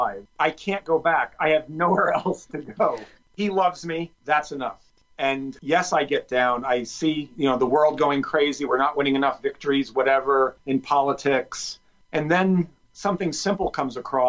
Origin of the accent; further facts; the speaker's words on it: New Jersey, United States; I grew up in New Jersey